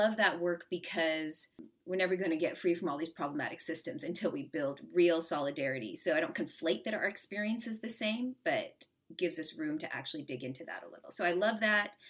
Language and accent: English; Seattle, Washington, United States; grew up in the suburbs of Seattle in the late 70s and early 80s